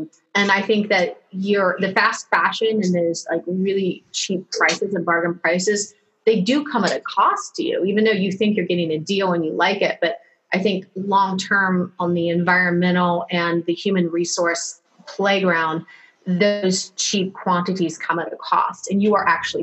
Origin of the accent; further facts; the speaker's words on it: Ohio, United States; now in West Coast, United States; I'm from Ohio